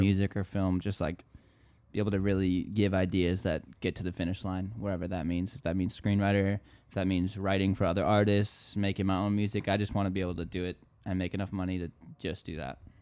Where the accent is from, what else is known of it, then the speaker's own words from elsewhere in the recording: Minneapolis, Minnesota, United States; moved away as an adult; now in Miami, United States; I'm from Minneapolis, Minnesota, so up north, and I came down to Miami about five years ago.